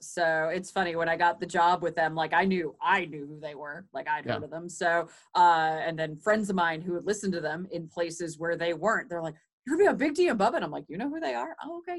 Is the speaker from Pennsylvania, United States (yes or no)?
no; Hartford, Connecticut, United States; born or raised there; now in Nashville, United States